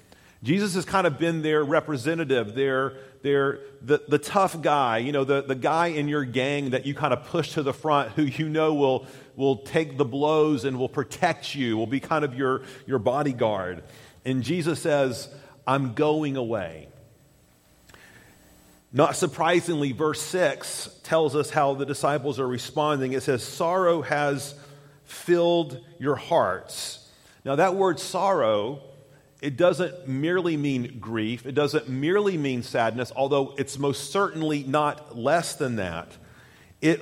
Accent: Chattanooga, Tennessee, United States; When I was a young lad in the 70s, growing up in Chattanooga, Tennessee

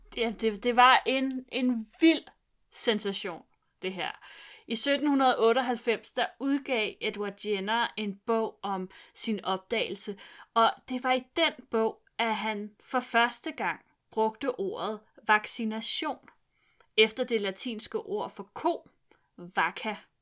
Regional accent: Vestegnen, Capital Region of Denmark, Denmark; min opvækst på Vestegnen gør, at jeg ikke kan snakke jysk

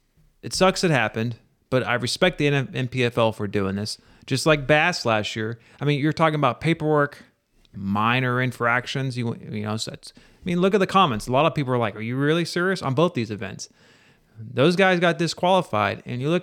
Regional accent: Missouri, United States; moved away; I'm originally from Missouri.

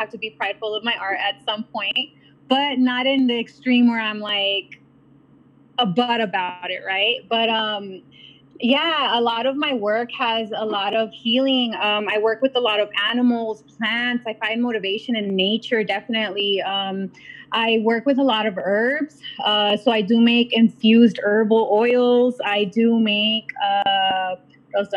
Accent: South Gate, California, United States; I pretty much grew up here in Southgate.

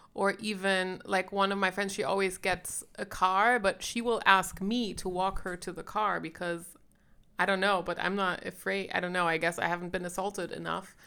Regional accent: Sierra Leone; moved away; I grew up in Sierra Leone

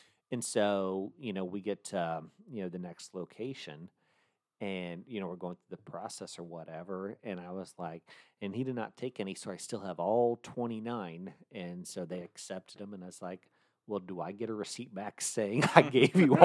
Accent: Franklin, United States; downtown Franklin, my hometown

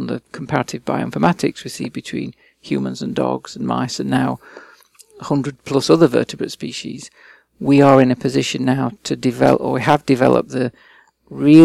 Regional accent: England, United Kingdom; moved away as an adult; also born or lived in Liverpool / Australia; I was born and raised and educated in England

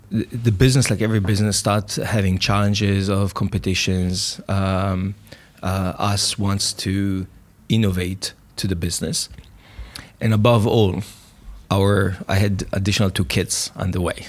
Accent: Jerusalem, Jerusalem District, Israel; also born or lived in Tel Aviv; born in Israel, grew up in Jerusalem.

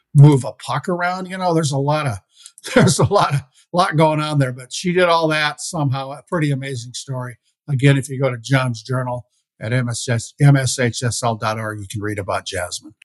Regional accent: Iowa, United States; now in Minnesota, United States; my home state of Iowa

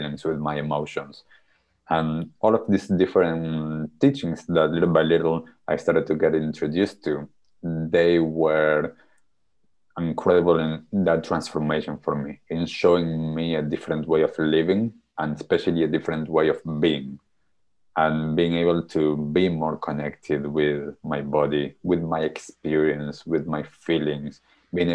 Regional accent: Argentina; moved away; when I was young, growing up in Argentina.

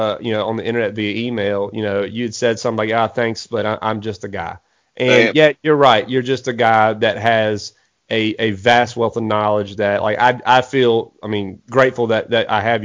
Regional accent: Eastern North Carolina, United States; I live in Eastern North Carolina

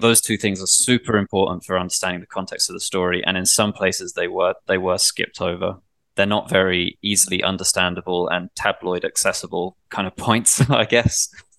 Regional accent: England, United Kingdom; Like I was brought up in England where the police aren't even armed. They don't have guns.

